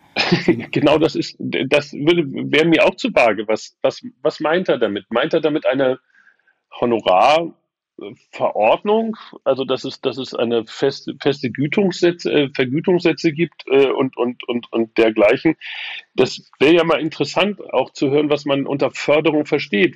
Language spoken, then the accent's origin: German; Hamburg, Germany; now in Rostock, Germany; in meiner Geburtsstadt. Die Heimatstadt ist ja inzwischen Rostock und die Geburtsstadt aber immer noch äh, Hamburg